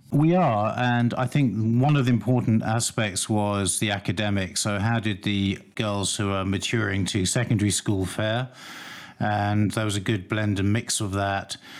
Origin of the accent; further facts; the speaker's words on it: London, United Kingdom; I grew up in North London, so I'm very familiar with the area.